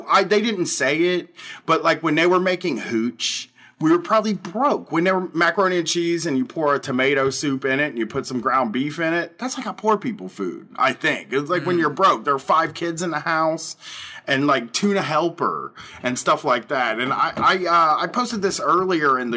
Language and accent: English; United States; I'm American